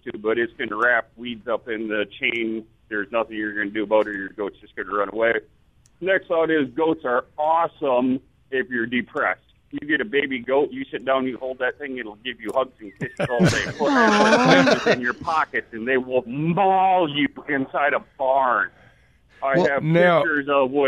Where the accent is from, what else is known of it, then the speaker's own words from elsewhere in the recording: middle of Wisconsin, United States; now in Agricola, Mississippi, United States; I am originally from middle of Wisconsin